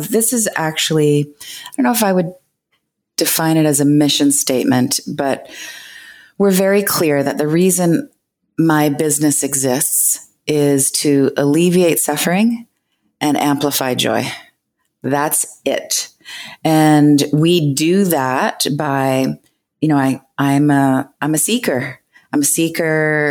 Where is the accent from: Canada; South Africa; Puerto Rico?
Canada; I'm Canadian